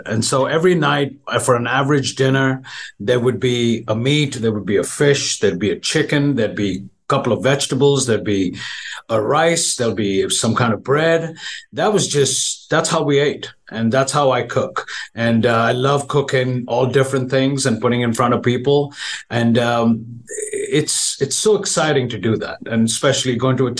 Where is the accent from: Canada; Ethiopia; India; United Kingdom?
India; moved away as an adult; also born or lived in New York, United States / Manhattan, United States; now in Dallas, United States; I was born in India. Grew up in India, came to the U.S. when I was 18 to go to cooking school upstate